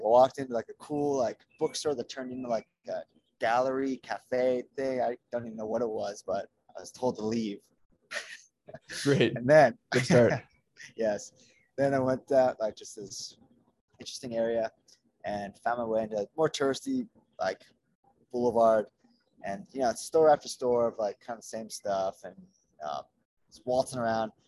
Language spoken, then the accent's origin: English; Los Angeles, California, United States; Los Angeles